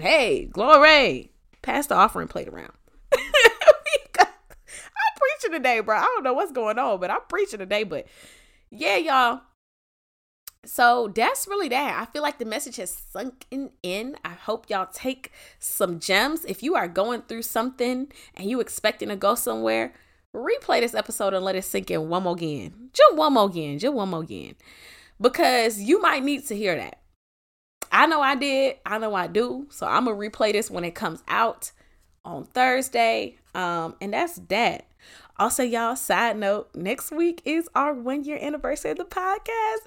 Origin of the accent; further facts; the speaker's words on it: Atlanta, Georgia, United States; Before I'm from Atlanta, I am a child of God